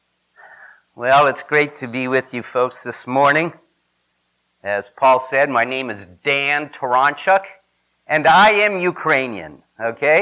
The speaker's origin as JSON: {"language": "English", "region": "Saskatchewan", "country": "Canada", "tie": "born or raised there", "moved": "yes", "lives_now": "United States", "said": "I am Canadian by birth. I tell people I was born in Saskatchewan or Saskatchewan Bush, as we call it, up there"}